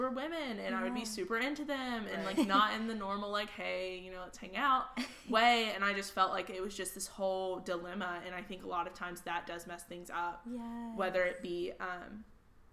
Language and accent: English; Griffin, Georgia, United States; I grew up in Georgia, in Griffin, Georgia.